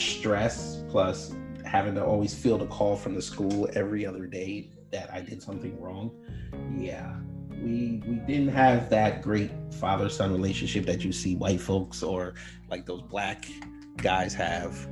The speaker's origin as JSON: {"language": "English", "town": "New York City", "region": "New York", "country": "United States", "lives_now": "New York City, United States", "said": "Originally from New York City, but I'm soon going to be a resident of Georgia."}